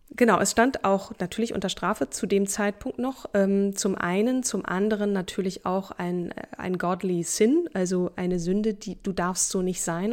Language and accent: German; Hamburg, Germany; moved away; also born or lived in Berlin; Hamburg, meine alte Heimat